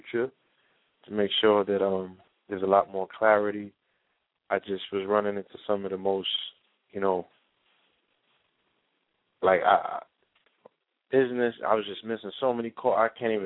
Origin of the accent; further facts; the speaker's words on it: New York City, New York, United States; moved away; my birthplace, my home